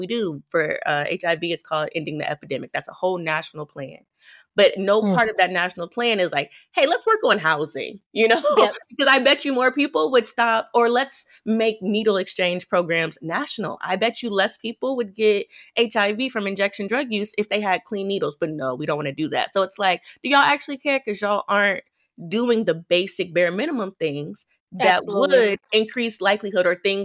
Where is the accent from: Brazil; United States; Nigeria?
United States; Midwest; I'm also from the Midwest